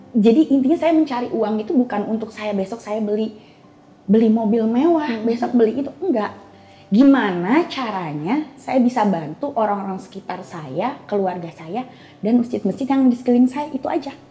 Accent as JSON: {"language": "Indonesian", "region": "Jakarta", "country": "Indonesia", "tie": "born or raised there", "said": "di Jakarta, saya lahir di Jakarta, oh, okay. SD"}